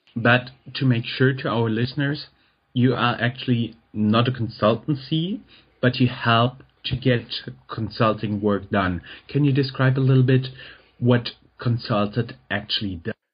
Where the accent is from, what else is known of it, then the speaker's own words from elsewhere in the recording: Germany; English is a second language; I'm German